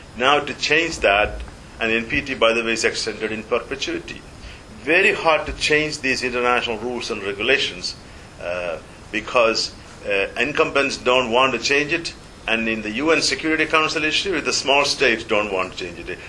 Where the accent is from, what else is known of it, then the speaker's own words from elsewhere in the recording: India; moved away; I was brought up in the Nehruvian era